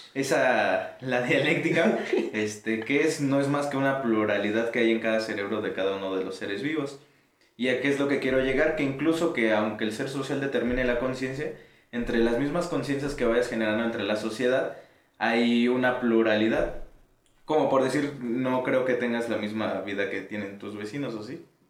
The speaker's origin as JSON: {"language": "Spanish", "country": "Mexico", "tie": "born or raised there", "also_born_or_lived": "Pantitlán, Mexico City / Ecatepec, State of Mexico", "said": "yo crecí en Pantitlán y en Ecatepec a la vez"}